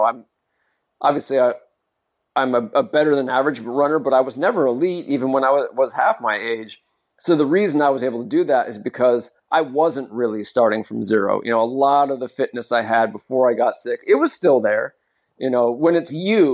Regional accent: Modesto, California, United States; my hometown marathon here in California. It's called the Modesto Marathon

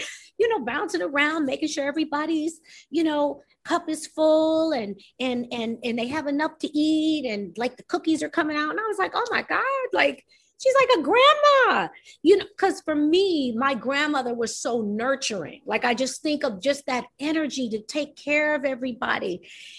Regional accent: New York, United States; I'm New York

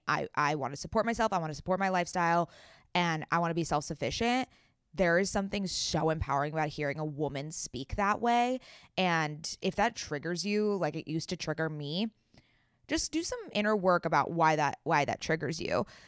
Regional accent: San Diego, California, United States; moved away; I'm also from San Diego

